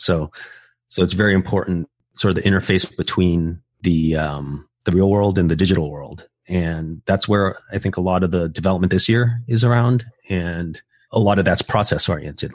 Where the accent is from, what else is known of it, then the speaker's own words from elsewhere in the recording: United States; also born or lived in Taiwan; I actually moved to the States when I was like an infant